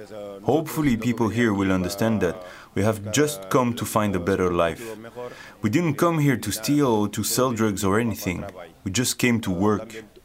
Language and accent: English; Mali; moved away as an adult; now in Belgium; I come from Mali. My town has problems because there's a lot of war over there, so we have come here to seek a better future.